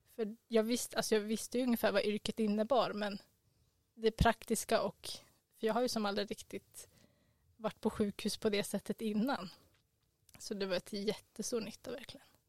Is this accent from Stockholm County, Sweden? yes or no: yes; Stockholm, Stockholm County, Sweden; moved away as an adult; now in Umeå, Sweden; vi kommer båda från Stockholm